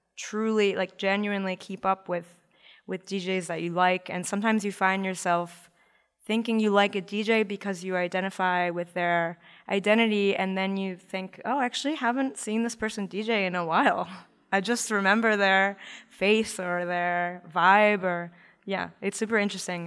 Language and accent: English; Baltimore, Maryland, United States; I'm, I'm from Baltimore